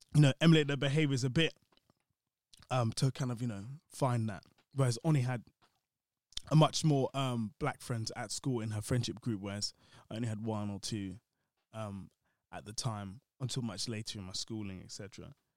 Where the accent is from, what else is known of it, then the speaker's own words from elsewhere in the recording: London, United Kingdom; growing up in London